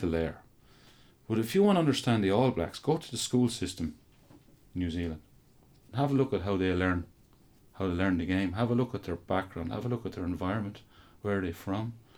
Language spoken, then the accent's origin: English; Offaly, Leinster, Ireland; I'm from Offaly